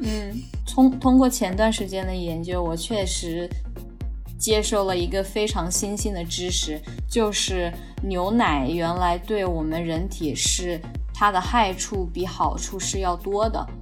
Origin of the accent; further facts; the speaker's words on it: China; 几乎我们中国人都是乳糖不耐受